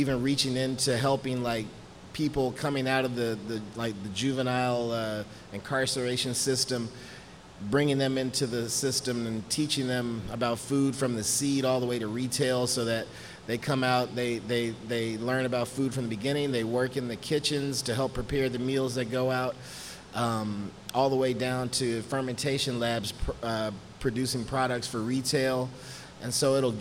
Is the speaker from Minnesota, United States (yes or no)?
no; Houston, Texas, United States; born and raised